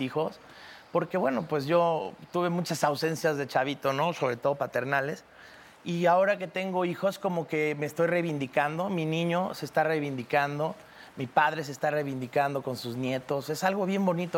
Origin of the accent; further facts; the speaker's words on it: Cancún, Quintana Roo, Mexico; Yo crecí en Cancún